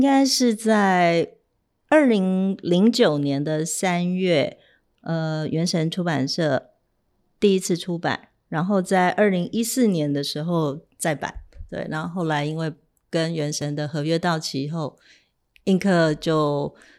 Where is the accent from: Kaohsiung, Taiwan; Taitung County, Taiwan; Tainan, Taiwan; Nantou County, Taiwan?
Tainan, Taiwan; moved away as an adult; also born or lived in central Taiwan; now in Taipei, Taiwan; 我来自乡下，我是一个台南的小孩，我大学也是在中部念的